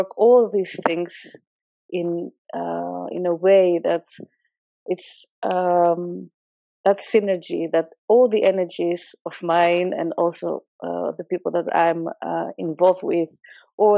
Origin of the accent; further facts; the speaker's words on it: northern Greece, Greece; moved away as an adult; also born or lived in Utrecht, Netherlands; now in Netherlands; When I was 3 months baby, I've been brought to my grandparents in a village in the northern part of Greece. And I lived there together with my brother. When I was five, I got reunited with my parents, and at the age of seven, we moved to a city close by to the village. And I stayed there